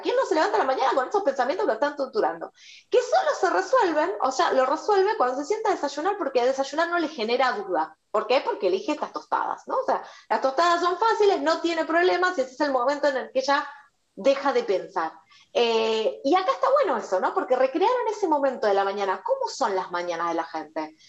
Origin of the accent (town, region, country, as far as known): Argentina